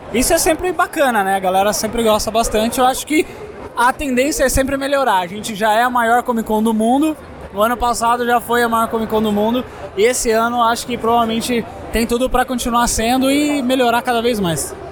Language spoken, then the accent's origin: Portuguese; Sorocaba, São Paulo, Brazil; Eu sou de Sorocaba, interior de São Paulo